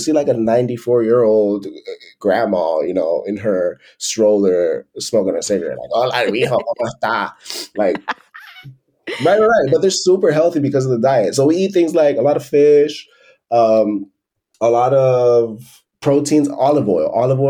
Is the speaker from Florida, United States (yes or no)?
yes; Miami, Florida, United States; moved away as an adult; And I came from Miami working full-time, 40 hours a week at the office. So I did that drastic change. And that's one of the reasons, one of the many reasons why I left the US, right?